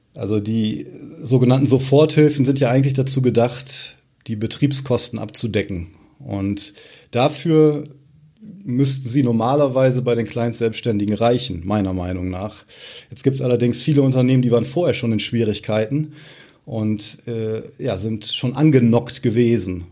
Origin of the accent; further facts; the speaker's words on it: near Osnabrück, Lower Saxony, Germany; moved away as an adult; Ich selbst komme gebürtig auch äh, aus der Nähe von Osnabrück, aus einem kleinen äh, Örtchen